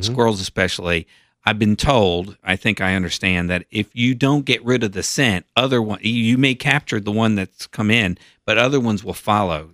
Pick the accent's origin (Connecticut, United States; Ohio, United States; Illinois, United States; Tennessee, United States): Tennessee, United States; Knoxville; when I was a kid growing up in Knoxville